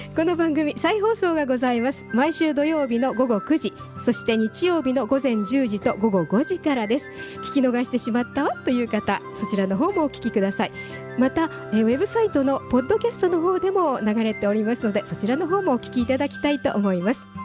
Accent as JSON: {"language": "Japanese", "region": "Kyoto", "country": "Japan", "said": "京都の人間ですけど"}